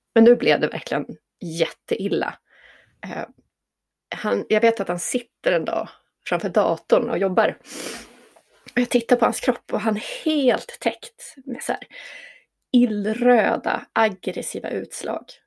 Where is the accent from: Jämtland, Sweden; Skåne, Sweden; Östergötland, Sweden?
Jämtland, Sweden; also born or lived in Stockholm; now in Tändalen, Sweden; Jag är född och uppvuxen i Jämtland